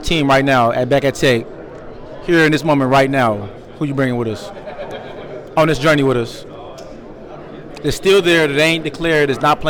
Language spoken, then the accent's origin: English; Oklahoma City, Oklahoma, United States; I'm from Oklahoma City, though, so not too far from here, so I'm home.